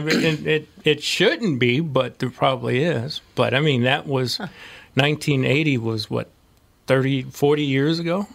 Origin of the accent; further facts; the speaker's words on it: St. Louis, Missouri, United States; moved away; Where are you from? I said, St. Louis